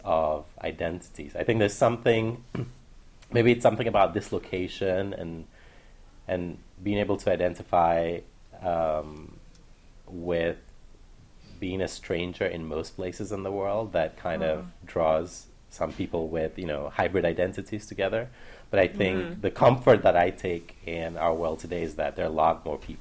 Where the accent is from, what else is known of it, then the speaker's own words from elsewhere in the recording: Accra, Greater Accra, Ghana; moved away as an adult; also born or lived in Ukraine; now in United States; when I was 3, we moved to Ghana, to Accra. That's where I grew up